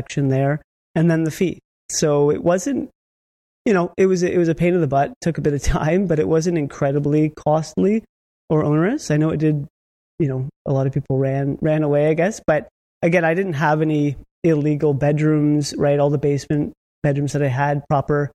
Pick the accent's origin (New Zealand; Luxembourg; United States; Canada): Canada; Niagara, Ontario; I'm actually from Niagara myself, so I know that area very well